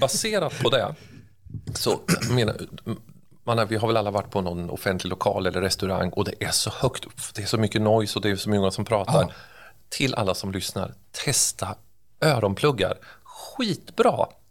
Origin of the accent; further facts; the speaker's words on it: Örebro, Örebro County, Sweden; accent: Närke dialect; Jag är urnärking och det hörs ju antagligen när man pratar också. Jag, jag, jag är född och uppvuxen här.